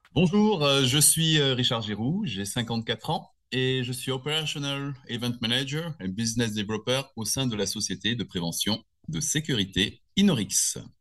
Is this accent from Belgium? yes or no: no; Nice, Provence-Alpes-Côte d'Azur, France; also born or lived in Annecy; je suis né à Annecy euh, il y a 54 ben, ans. Euh, j'ai grandi en grande partie, on va dire, dans le sud de la France